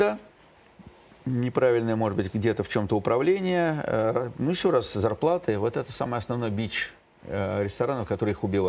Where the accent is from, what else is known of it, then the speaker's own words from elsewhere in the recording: Moscow, Russia; я родился в Москве